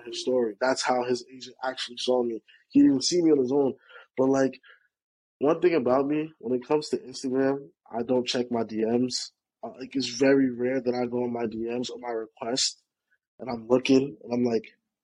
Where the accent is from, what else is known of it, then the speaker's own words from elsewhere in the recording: Jamaica; also born or lived in New York; now in New Jersey, United States; from Jamaica. I reside in New York. I reside in New Jersey as of right now